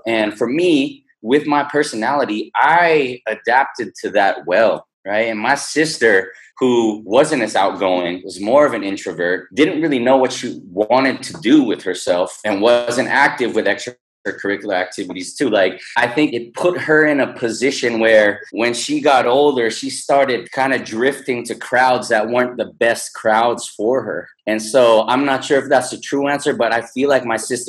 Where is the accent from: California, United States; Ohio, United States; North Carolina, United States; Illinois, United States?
California, United States; So when I was in California, I'm from the Silicon Valley.